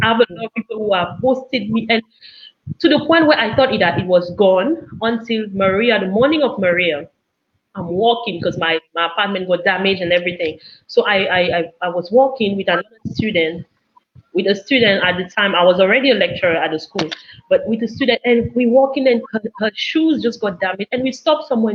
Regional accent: Cameroon; now in Dominica; Growing up in Cameroon

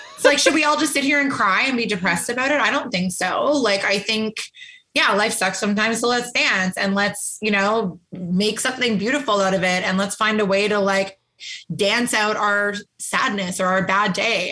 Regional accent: Calgary, Alberta, Canada; now in Toronto, Canada; I lived in Calgary, Alberta. So I'm not from Toronto.

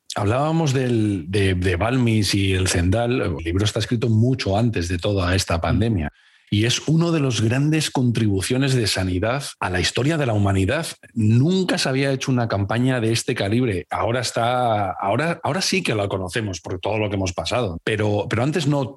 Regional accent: Cáceres, Extremadura, Spain; now in Valladolid, Spain; vivo en Valladolid, pero soy de Cáceres

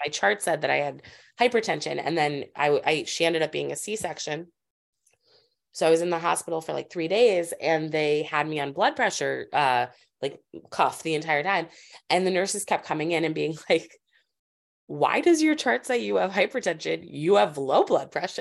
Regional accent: Springfield, Massachusetts, United States; also born or lived in Los Angeles, California; now in Brooklyn, United States; I grew up in Springfield, Massachusetts.

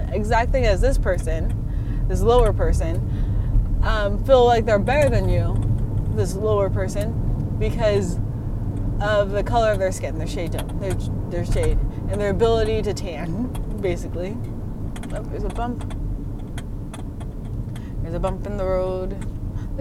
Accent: Longview, United States; also born or lived in Arizona; I grew up in Longview and I moved to Arizona for 4 years, and then I went back to Longview

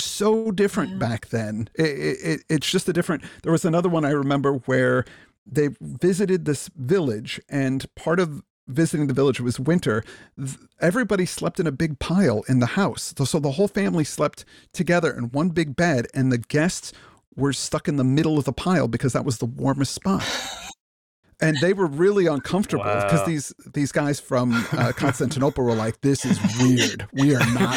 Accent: Illinois, United States; I'm from Illinois, so I know Chicago fairly well

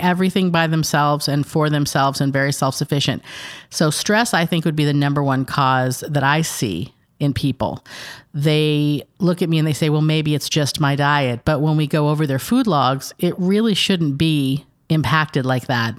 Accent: San Diego, California, United States; moved away as an adult; also born or lived in Fentress County, Tennessee; now in Cookeville, United States; We're originally from San Diego

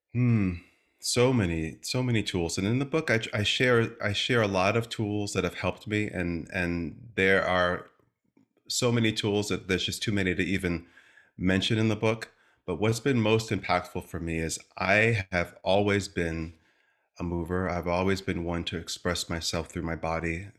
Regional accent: Stamford, Connecticut, United States; I come from the East Coast, from a town called Stamford, Connecticut. Small family, just my mom, my dad, my sister

